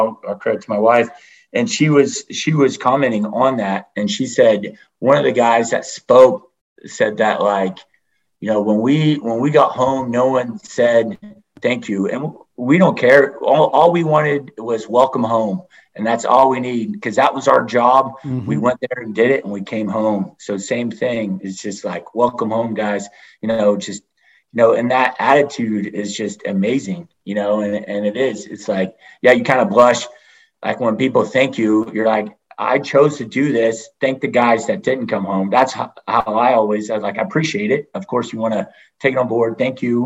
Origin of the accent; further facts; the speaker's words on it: Charleston, South Carolina, United States; moved away; also born or lived in San Diego, California / Coronado, California; I grew up in Charleston, South Carolina